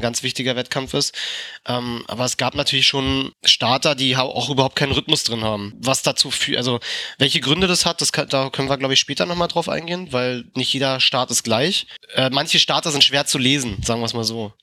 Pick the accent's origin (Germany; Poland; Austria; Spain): Germany; Berlin; für mich als Berliner